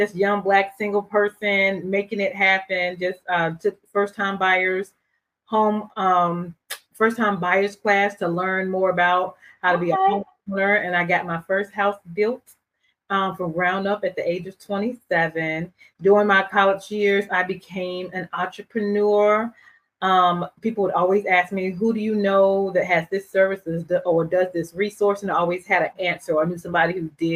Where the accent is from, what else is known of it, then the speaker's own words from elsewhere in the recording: Durham, North Carolina, United States; I am from Durham, North Carolina